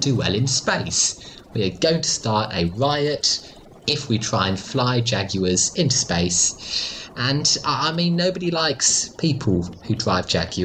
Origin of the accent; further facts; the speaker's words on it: Australia; I grew up in Australia, where everyone could swim.